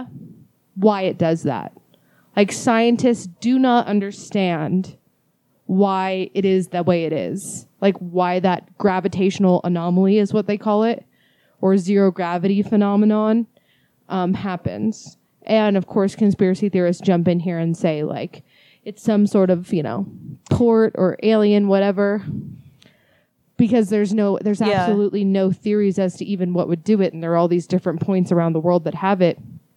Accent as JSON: {"language": "English", "region": "Northern California", "country": "United States", "tie": "born or raised there", "said": "growing up in Northern California, like, my kind of vacation spot in summers was always going to Santa Cruz"}